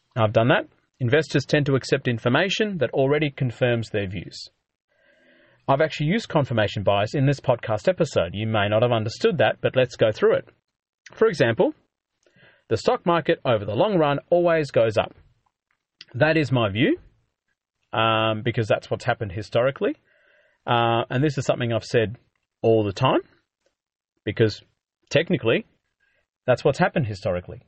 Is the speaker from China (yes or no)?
no; Australia; being an Aussie